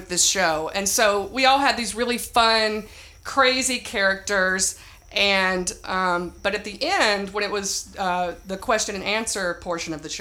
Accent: Myrtle, Tennessee, United States; I moved there from Tennessee, Myrtle, Tennessee, and um, trained at Second City.

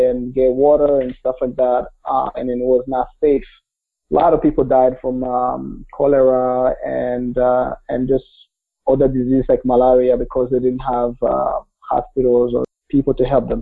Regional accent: Kigali, Rwanda; English is a second language; now in United States; I was born in Rwanda, just a small country in the center or east center part of the African continent. I grew up in Kigali, which is the capital

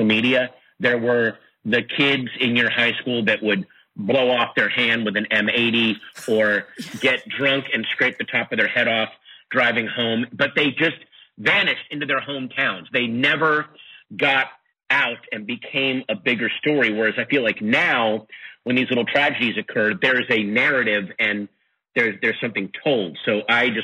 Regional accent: Sterling, Virginia, United States; I grew up in Sterling, Virginia

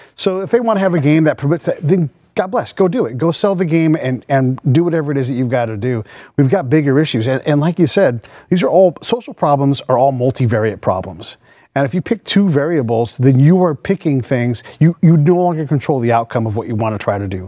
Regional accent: San Francisco Bay Area, California, United States; I'm from the Bay Area

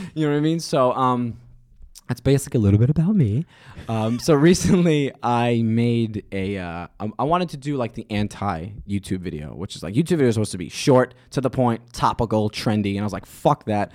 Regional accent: New York City, New York, United States; I'm from Staten Island

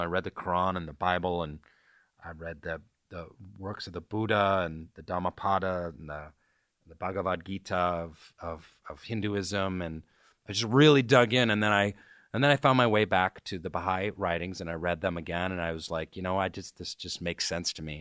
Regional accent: Seattle, Washington, United States; moved away as an adult; also born or lived in New York City; my parents are kinda hippie, Bohemian types in Seattle

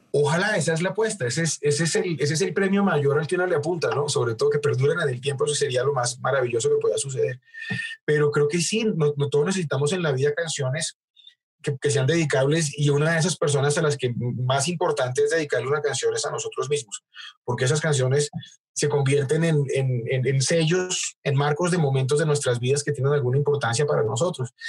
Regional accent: Bogotá, Colombia; somos bogotanos los dos

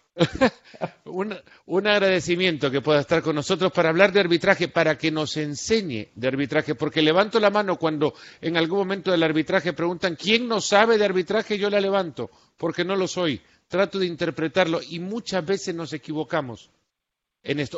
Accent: El Salvador; Yo soy del Salvador, he seguido a pues la Alianza desde chico

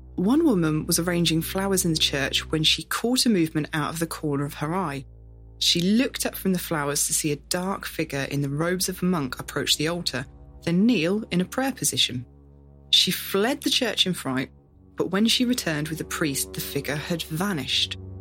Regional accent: Northamptonshire, East Midlands, United Kingdom; our home county

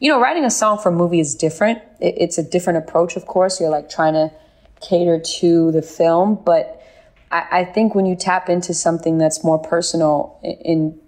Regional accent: Bay Area, California, United States; I'm from the Bay Area

